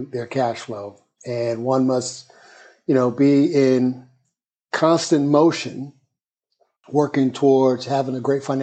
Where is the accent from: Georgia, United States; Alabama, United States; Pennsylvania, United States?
Alabama, United States; Birmingham; moved away as an adult; also born or lived in Jamaica, Queens, New York / Atlanta / South Africa; now in New York, United States; New York City born, Jamaica, Queens, but I consider Birmingham, Alabama my hometown. I grew up there and immediately left out of high school